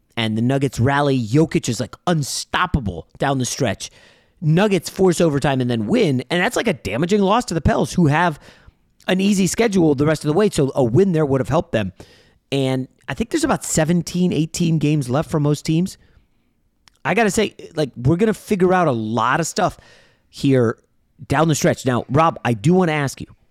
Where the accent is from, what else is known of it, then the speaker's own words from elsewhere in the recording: Northern Virginia, United States; moved away; back in my hometown, Northern Virginia